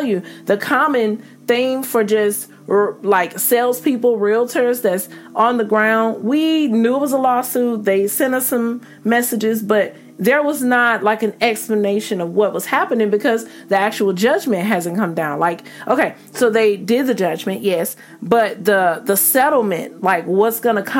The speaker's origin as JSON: {"language": "English", "region": "the South", "country": "United States", "said": "I'm from the South"}